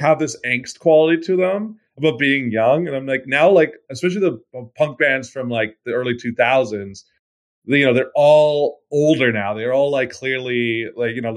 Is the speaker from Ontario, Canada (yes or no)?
no; Vancouver, British Columbia, Canada; I'm from Vancouver